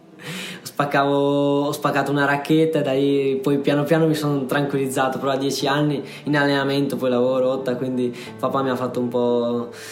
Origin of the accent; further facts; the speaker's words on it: Sanremo, Liguria, Italy; io sono di Sanremo